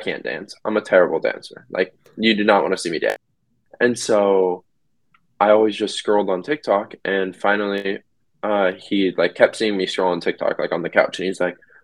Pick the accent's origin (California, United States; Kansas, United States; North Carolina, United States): California, United States; Sacramento; I'm from Sacramento, California